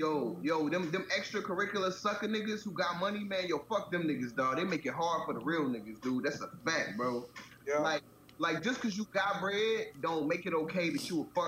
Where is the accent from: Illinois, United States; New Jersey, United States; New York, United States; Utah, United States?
Illinois, United States; Chicago; moved away; also born or lived in Tampa; coming from Chicago, like when I was still growing up in Chicago, I don't know what it looked like today, but when I was growing up, it was still mad segregated.